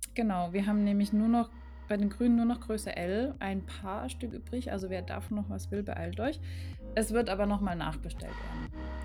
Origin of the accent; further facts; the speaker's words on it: Germany; ich bin aufgewachsen im Grenzgebiet zu Frankreich